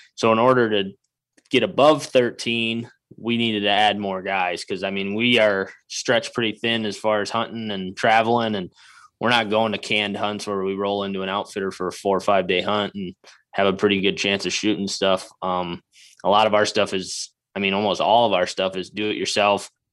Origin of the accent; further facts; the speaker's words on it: Wisconsin, United States; moved away as an adult; now in Iowa, United States; I grew up in Wisconsin, I cut my teeth hunting in Wisconsin